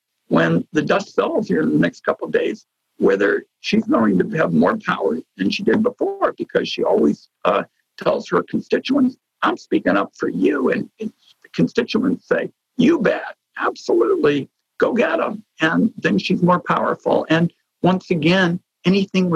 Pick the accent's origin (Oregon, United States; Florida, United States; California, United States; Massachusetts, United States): Oregon, United States